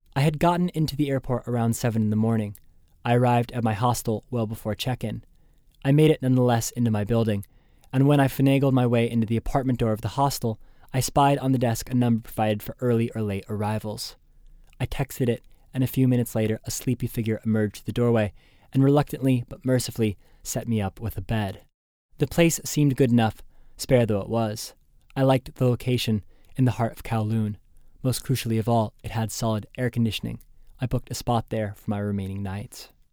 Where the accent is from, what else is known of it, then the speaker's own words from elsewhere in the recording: United States; As an American